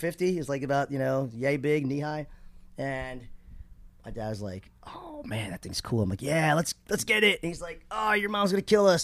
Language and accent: English; Vineland, New Jersey, United States; also born or lived in Connecticut; I was born in Connecticut, but I was raised in South Jersey. Not Jersey Shore, like not that kind of Jersey, but South Jersey with Vineland.